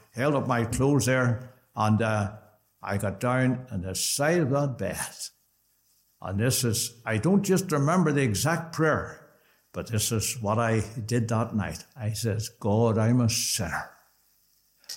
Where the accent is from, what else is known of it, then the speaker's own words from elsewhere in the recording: Belfast, Northern Ireland, United Kingdom; also born or lived in Dromore / Portadown; We lived in, I was born in Dromore, Portadown for 5 years and into Belfast